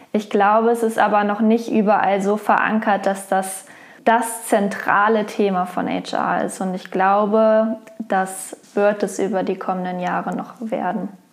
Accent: Wolfsburg, Lower Saxony, Germany; Geboren in Wolfsburg

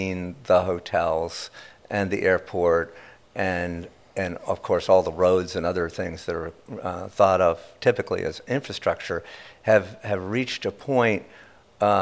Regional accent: Princeton, New Jersey, United States; moved away; I'm from Princeton, New Jersey

